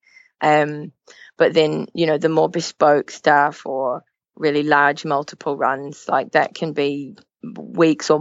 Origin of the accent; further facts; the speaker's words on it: New Zealand; moved away as an adult; now in Manchester, United Kingdom; my home country of New Zealand, but I've been making mascots in the UK now for 8 years.